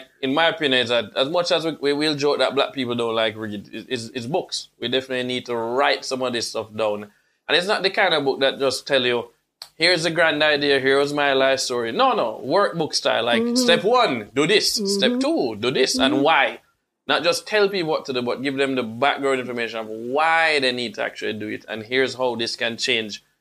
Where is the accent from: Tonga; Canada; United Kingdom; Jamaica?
Jamaica; Kingston; now in Florida, United States; this uptown kid that grew up in Kingston 6